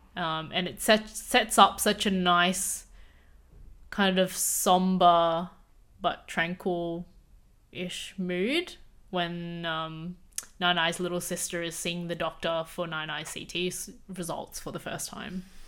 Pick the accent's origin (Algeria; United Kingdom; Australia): Australia; I was born in Australia